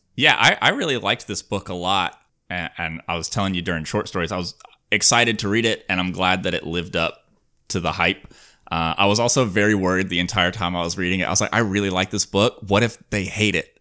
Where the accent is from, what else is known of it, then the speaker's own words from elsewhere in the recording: Alabama, United States; now in California, United States; I grew up in Alabama